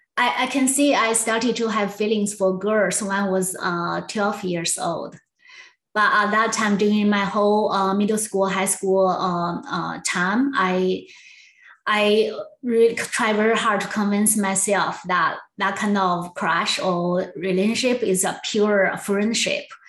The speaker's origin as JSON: {"language": "English", "region": "Southwest China", "country": "China", "tie": "born or raised there", "moved": "as an adult", "lives_now": "San Jose, United States", "said": "I grew up in Southwest China"}